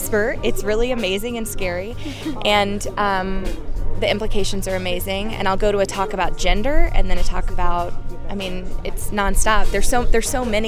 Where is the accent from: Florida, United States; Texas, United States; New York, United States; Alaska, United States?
Texas, United States; now in Seattle, United States; I grew up in Texas, but I live in Seattle now